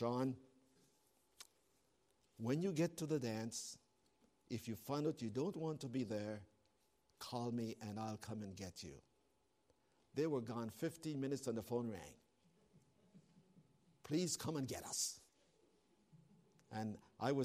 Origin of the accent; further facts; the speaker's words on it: Canada; I'm a Canadian